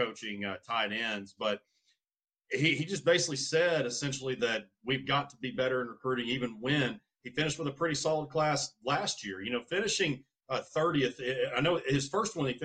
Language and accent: English; Central Arkansas, United States; moved away as an adult; also born or lived in San Antonio, Texas; born and raised in Central Arkansas